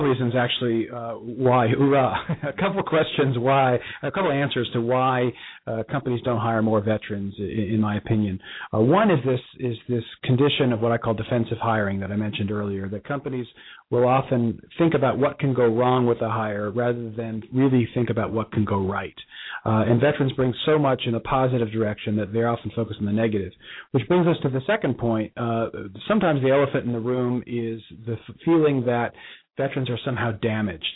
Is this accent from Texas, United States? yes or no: no; Bronxville, New York, United States; now in Dallas and Cincinnati, United States; Our, our, our hometown. We're both from the same hometown, just north of New York City